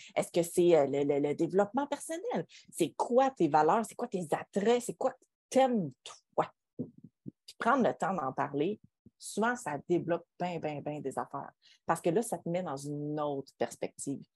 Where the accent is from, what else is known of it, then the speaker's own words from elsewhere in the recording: Quebec, Canada; On est des Québécois